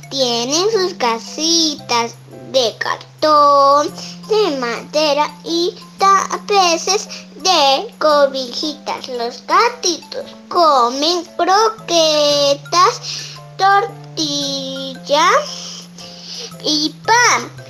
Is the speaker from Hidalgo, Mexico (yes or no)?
yes; Tenango de Doria, Hidalgo, Mexico; Soy de Tenango de Doya, tengo 6 años y estudio en la primaria y pasé a segundo grado.